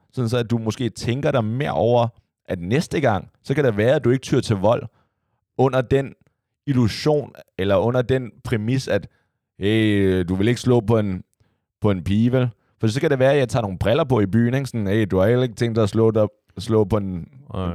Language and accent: Danish; Copenhagen, Capital Region of Denmark, Denmark; jeg voksede op ude på Amager